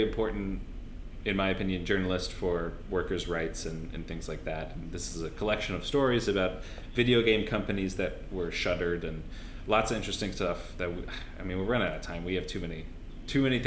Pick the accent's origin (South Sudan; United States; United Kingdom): United States; now in Australia; I'm American